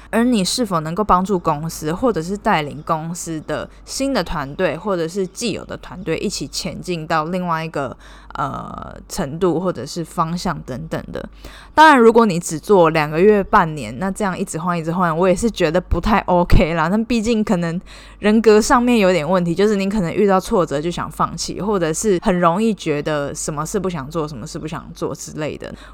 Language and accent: Chinese; Taiwan; moved away as an adult; now in Cambodia; 我是台湾人，目前是在柬埔寨工作